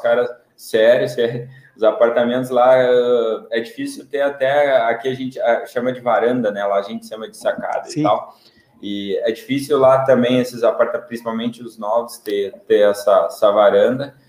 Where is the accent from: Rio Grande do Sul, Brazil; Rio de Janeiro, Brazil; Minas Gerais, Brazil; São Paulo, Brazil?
Rio Grande do Sul, Brazil; Sapiranga; moved away as an adult; also born or lived in Porto Alegre; now in Praia Grande, Brazil; sou de, de Sapiranga, né, no Rio Grande do Sul